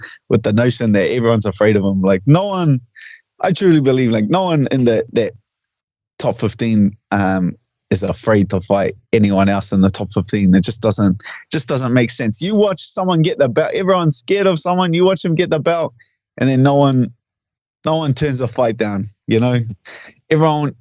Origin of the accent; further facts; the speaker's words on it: Auckland, New Zealand; my hometown